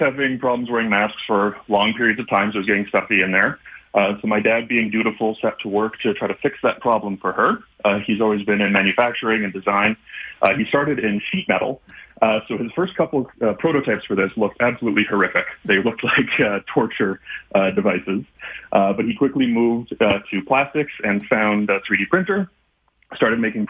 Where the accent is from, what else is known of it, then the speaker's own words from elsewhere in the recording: Canada; We're a family-run business, and we're all from Canada